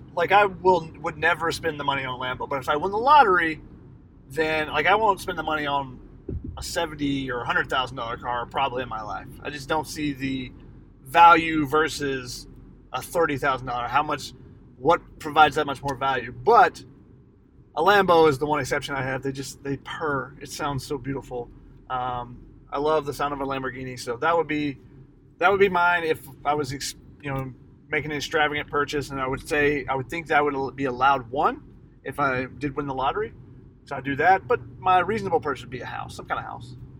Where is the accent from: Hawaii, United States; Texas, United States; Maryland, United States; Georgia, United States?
Georgia, United States; Atlanta; I'm from Atlanta